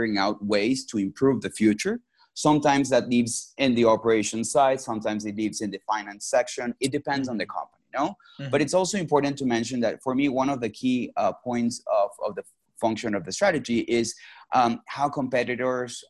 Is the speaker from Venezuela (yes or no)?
yes; Venezuela; moved away as an adult; also born or lived in Mexico / Boston; I was born and raised in Venezuela and came in Mexico for undergrad studies